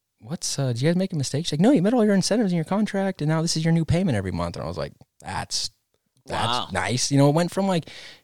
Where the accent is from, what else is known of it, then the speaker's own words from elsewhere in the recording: Big Bear Lake, California, United States; I grew up in Big Bear riding the park